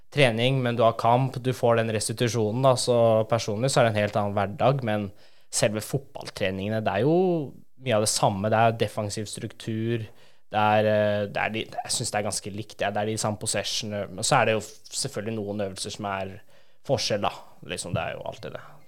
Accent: Oslo, Norway; moved away; jeg er fra Oslo

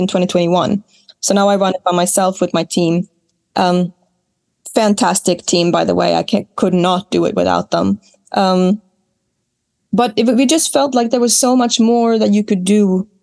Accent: Smygehuk, Skåne, Sweden; I grew up in Smygehuk in Sweden, which is the most southern point of the entire country.

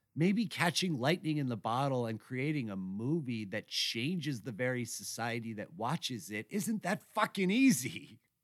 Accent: New York, United States; as a New Yorker

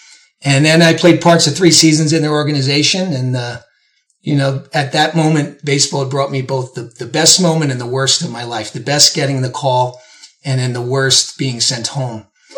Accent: New York City, New York, United States; not a whole lot where I grew up in Brooklyn. It was a concrete field most of the time in the schoolyard.

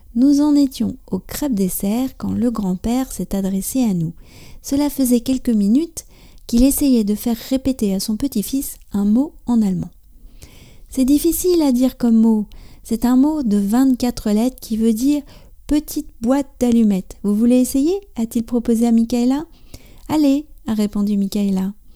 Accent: France; also born or lived in near Paris; je suis française

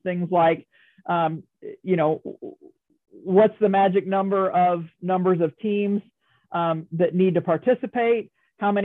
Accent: Cambridge, Illinois, United States; I grew up in Cambridge

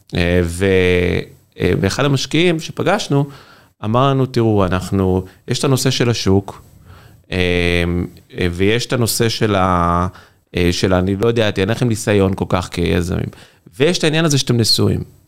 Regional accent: Kfar Ruth, Central District, Israel; moved away as an adult; now in San Francisco, United States; אנחנו מכבים רעות. אני ממושב, נקרא כפר רות, ל- ליד מקום עם רעות

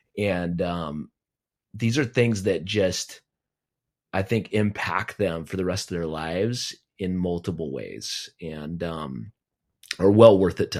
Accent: the West, United States; Cause I grew up in the West, and I grew up with big mountains and hiking peaks, 14,000 peaks.

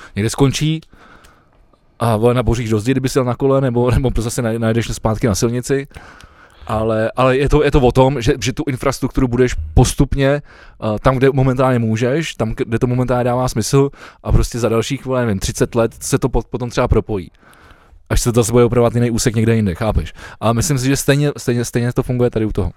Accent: Czechia; jsme my jako Češi

